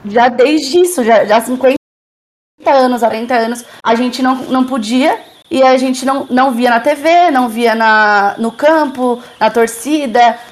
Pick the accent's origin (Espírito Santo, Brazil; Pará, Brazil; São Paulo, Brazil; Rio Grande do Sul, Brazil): São Paulo, Brazil; Jundiaí; Eu sou de Jundiaí